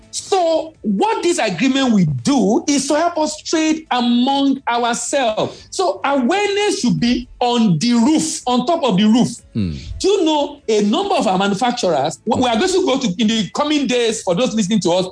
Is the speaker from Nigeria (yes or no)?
yes; Nigeria; As Nigerian, in our country